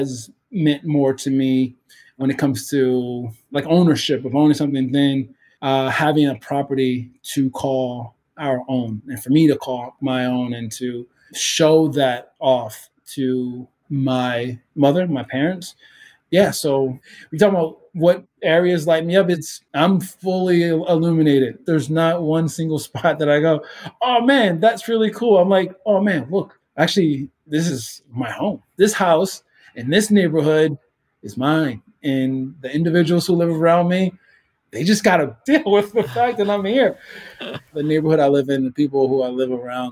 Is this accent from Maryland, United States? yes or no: yes; Baltimore, Maryland, United States; Growing up in Baltimore, in the city of Baltimore